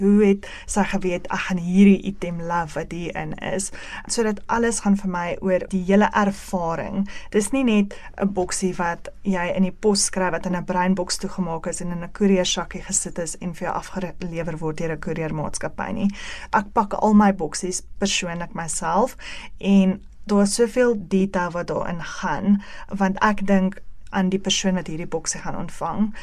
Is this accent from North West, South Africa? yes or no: yes; Ventersdorp, North West, South Africa; moved away as an adult; now in Benoni, South Africa; Ek is van 'n baie baie klein dorpie af wat niemand seker nog van gehoor het nie, um, in die Noordweste provinsie Ventersdorp. Ek is daar gebore en grootgeword